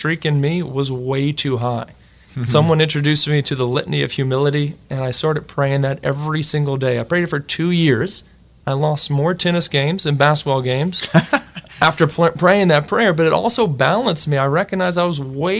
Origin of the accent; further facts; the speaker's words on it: Crowley, Louisiana, United States; I'm from Crowley, Louisiana, went to St. Michael's School growing up